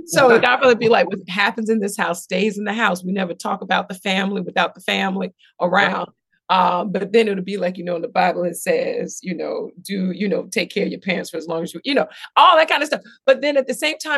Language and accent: English; Jacksonville, Florida, United States; also born or lived in West Palm Beach, Florida; I was born in West Palm Beach. And then my parents divorced. I ended up moving to Jacksonville, Florida, which is sort of South Georgia